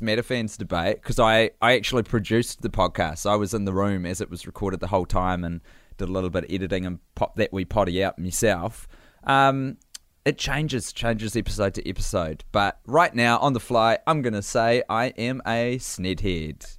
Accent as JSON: {"language": "English", "country": "New Zealand", "accent": "Kiwi", "said": "growing up in New Zealand"}